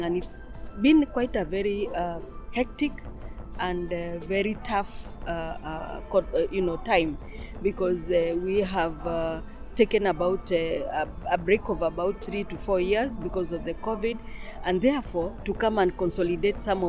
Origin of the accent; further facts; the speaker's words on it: Kenya; I'm from Kenya. I'm a Maasai